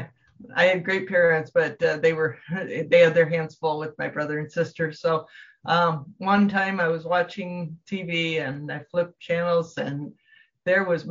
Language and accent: English; Davenport, Iowa, United States; I grew up in Davenport, Iowa